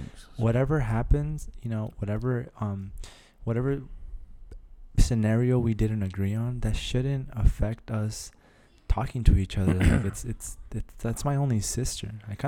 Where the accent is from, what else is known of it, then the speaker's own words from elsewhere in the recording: Los Mochis, Sinaloa, Mexico; I wasn't born, no, but I'm raised there, bro.